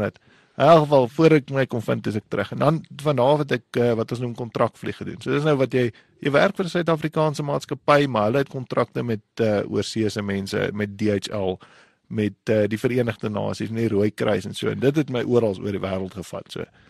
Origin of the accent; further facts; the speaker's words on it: Windhoek, Khomas, Namibia; also born or lived in Gobabis; Ek ek is gebore in in Windhoek en ek kom van Namibia af